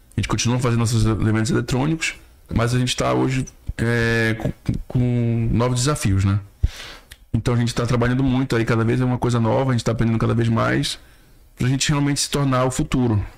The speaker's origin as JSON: {"language": "Portuguese", "town": "Belém", "region": "Pará", "country": "Brazil", "moved": "yes", "lives_now": "Manaus, Brazil", "said": "sou de Belém, de, do Pará"}